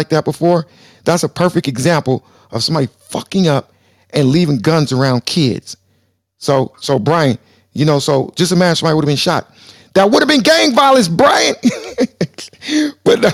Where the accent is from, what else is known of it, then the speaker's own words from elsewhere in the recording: Lynwood, California, United States; also born or lived in Compton, California; we moved from Compton to Linwood